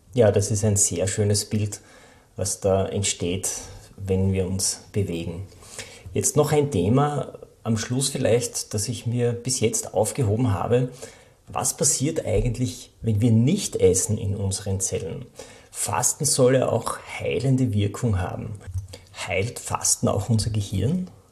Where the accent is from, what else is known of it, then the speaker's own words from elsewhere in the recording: Austria; bei uns in Österreich